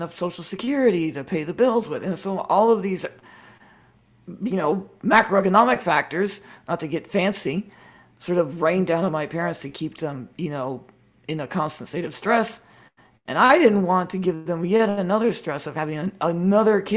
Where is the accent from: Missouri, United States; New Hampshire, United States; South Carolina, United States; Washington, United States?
Washington, United States; I was born in Washington, liberal state